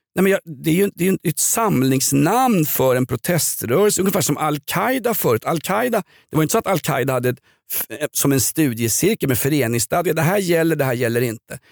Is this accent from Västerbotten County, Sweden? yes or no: no; Stockholm, Stockholm County, Sweden; jag är uppväxt i Vällingby